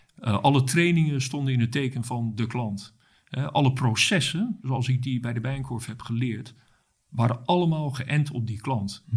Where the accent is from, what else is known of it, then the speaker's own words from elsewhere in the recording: Rotterdam, South Holland, Netherlands; ik ben geboren en getogen in Rotterdam